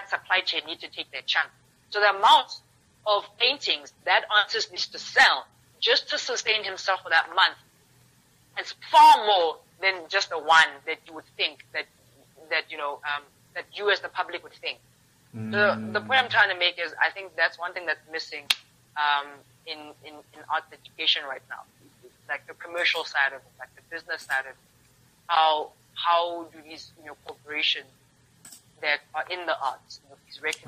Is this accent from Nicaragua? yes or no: no; South Africa; as South Africans as a South African creative market